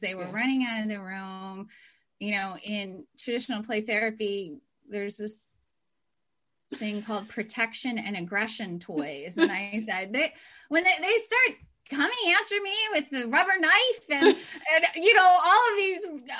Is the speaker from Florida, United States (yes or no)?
no; Pennsylvania, United States; moved away as an adult; also born or lived in Midwest; I am from Pennsylvania. So I went to Penn State and Temple, did all my education there.